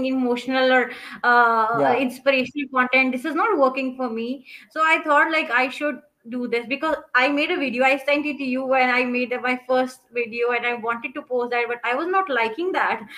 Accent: Pakistan; I am from Pakistan

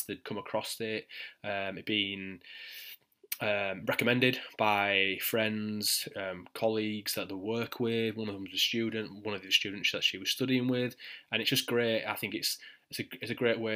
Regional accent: Yorkshire and the Humber, United Kingdom; accent: thick Yorkshire; my thick Yorkshire accent

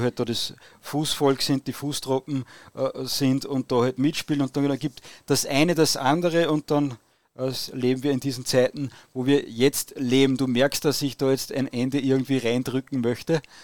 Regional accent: Austria; ich als Österreicher

